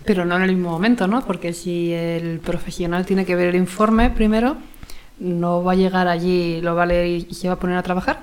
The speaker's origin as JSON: {"language": "Spanish", "country": "Spain", "said": "soy la típica española"}